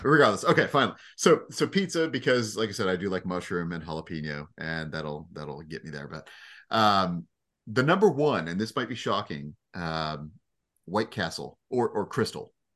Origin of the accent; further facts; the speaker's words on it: Jacksonville, Florida, United States; now in Indiana, United States; I consider myself from the South. I may live in Indiana now, but, eh, I spent too much time in Duval to, uh, to consider myself a Northerner